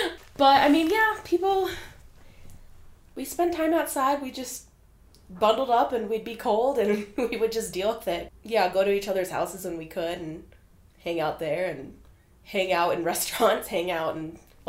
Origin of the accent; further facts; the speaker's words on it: Chicago, Illinois, United States; moved away as an adult; now in Colorado, United States; I was in the city. I grew up in like Lincoln Park area